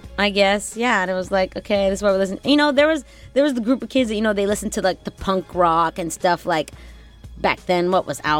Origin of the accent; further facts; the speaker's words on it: the South, United States; I mean, growing up in the South, that's what we had down there and on the radio.